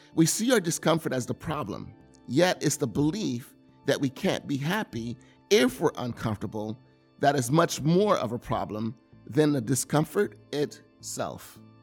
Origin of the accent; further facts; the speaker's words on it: the South, United States; now in California, United States; I grew up in the South.